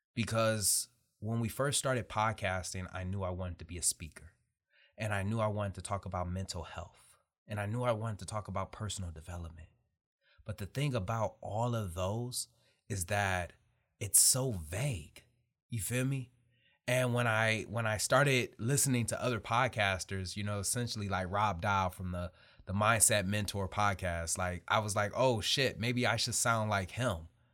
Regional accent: Detroit, Michigan, United States; I'm really somebody from Detroit, Michigan.

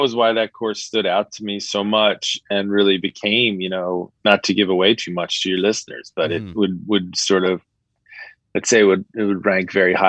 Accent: United States

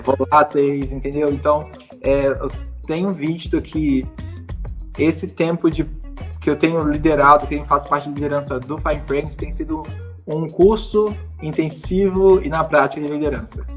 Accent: Paracambi, Rio de Janeiro, Brazil; moved away as an adult; eu sou de uma cidade no interior do Rio de Janeiro chamada Paracambi. Eu cresci lá, vivi lá a vida inteira

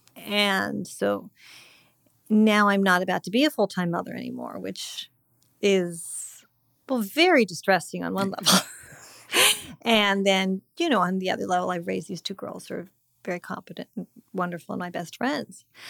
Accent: Montecito, California, United States; moved away; my hometown

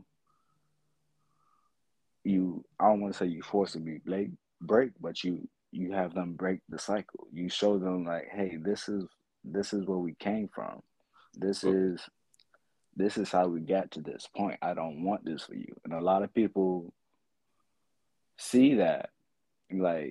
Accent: Florida, United States; I'm 27, and I'm from Florida

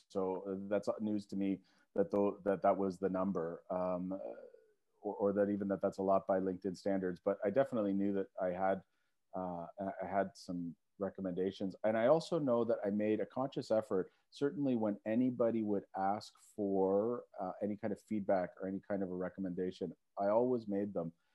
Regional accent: Mississauga, Ontario, Canada; also born or lived in High Park, Toronto / Etobicoke, Toronto; I grew up in Mississauga, Etobicoke, and I kinda had a foot in both camps

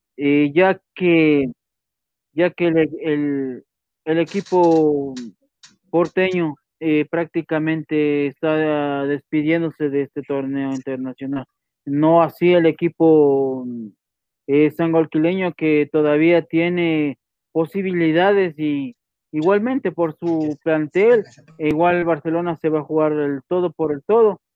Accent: Ecuador; como ecuatoriano

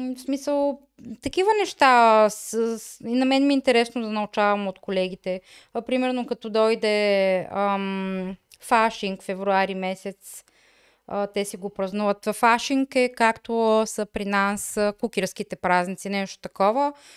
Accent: Bulgaria; moved away as an adult; now in Germany; аз съм от България

